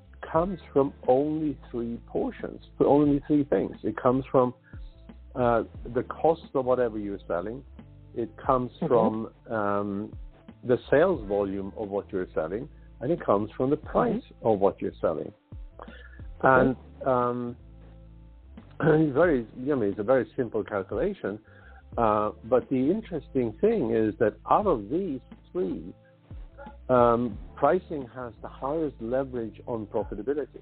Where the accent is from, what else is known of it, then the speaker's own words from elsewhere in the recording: Sweden; moved away as an adult; now in United States; I'm native from Sweden